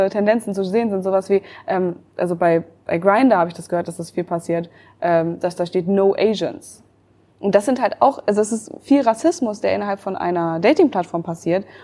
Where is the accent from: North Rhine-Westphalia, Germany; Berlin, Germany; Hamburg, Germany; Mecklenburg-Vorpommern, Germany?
Berlin, Germany; Ich als Berlinerin